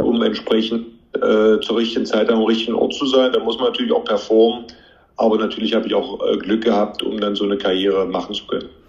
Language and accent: German; Magdeburg, Saxony-Anhalt, Germany; Ich bin ja gebürtiger Magdeburger